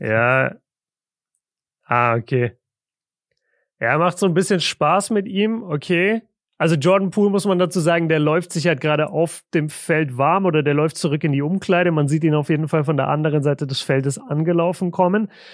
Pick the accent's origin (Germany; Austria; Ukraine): Germany; Southern Germany; now in Ruhr area, Germany; bei uns im Süden